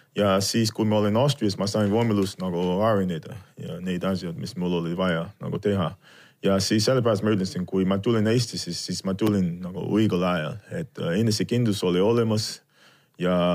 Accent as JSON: {"language": "Estonian", "region": "Virginia", "country": "United States", "tie": "born or raised there", "also_born_or_lived": "Colorado", "second_language": "Estonian", "moved": "as an adult", "lives_now": "Estonia", "said": "ma kasvasin seal Virginias, siis äh, ülikooli aeg tuli, siis ma läksin äh, sinna Coloradosse"}